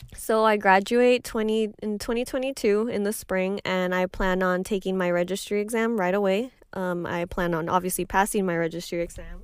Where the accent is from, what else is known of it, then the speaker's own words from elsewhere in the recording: Highlands, Texas, United States; I come from Highlands and, and nobody has the money